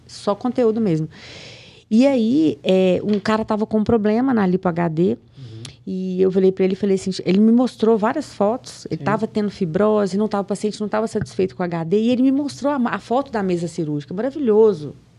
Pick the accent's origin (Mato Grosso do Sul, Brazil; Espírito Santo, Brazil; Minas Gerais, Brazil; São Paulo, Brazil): Minas Gerais, Brazil; Piracema; now in Belo Horizonte, Brazil; eu sou de Piracema, do interior de Minas, 120 quilômetros daqui